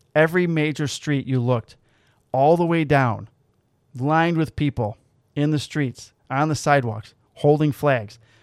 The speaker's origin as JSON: {"language": "English", "area": "outside Chicago", "region": "Illinois", "country": "United States", "said": "we're from outside Chicago"}